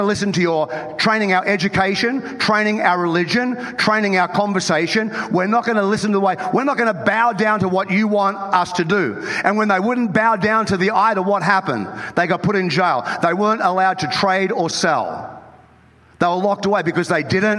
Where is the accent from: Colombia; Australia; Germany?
Australia; moved away as an adult; now in United States; I was born in Australia